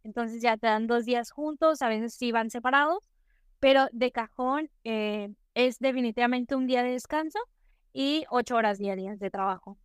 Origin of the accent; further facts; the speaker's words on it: Nuevo León, Mexico; soy de México, específicamente del estado de Nuevo León, muchos lo conocen como Monterrey